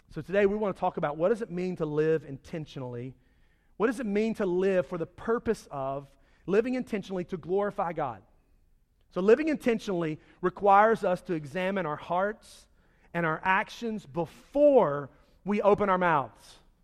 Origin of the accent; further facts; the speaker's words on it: Charlotte, North Carolina, United States; I grew up in Charlotte